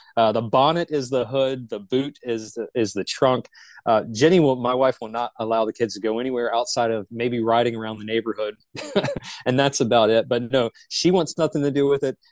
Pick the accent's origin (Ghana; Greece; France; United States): United States; Charlotte, North Carolina; I'm originally from Charlotte. I'm what the locals consider a, a, unicorn. There's not many of us that are actually born and raised in the Charlotte vicinity